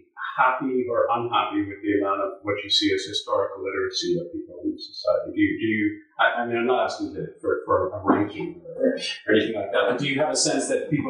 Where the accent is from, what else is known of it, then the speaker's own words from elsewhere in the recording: Canada; encountered in Canada is this notion that we're not a patriotic people, that we should be more proud of being Canadian.